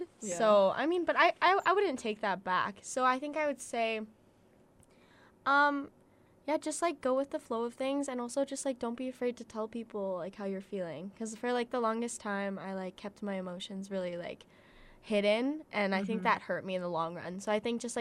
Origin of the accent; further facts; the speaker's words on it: Calgary, Alberta, Canada; I'm from Calgary